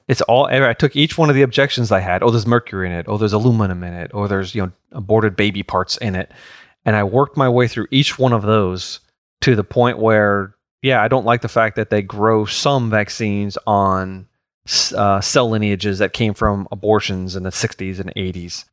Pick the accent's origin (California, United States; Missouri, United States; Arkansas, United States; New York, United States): New York, United States; growing up in New York